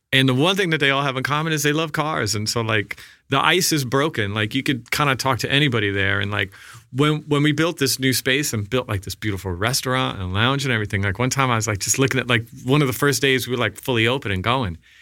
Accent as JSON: {"language": "English", "town": "Massapequa Park", "region": "New York", "country": "United States", "tie": "born or raised there", "said": "I grew up in Massapequa Park, Long Island"}